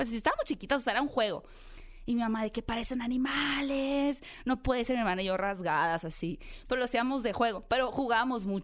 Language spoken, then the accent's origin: Spanish; Hermosillo, Sonora, Mexico; De Hermosillo.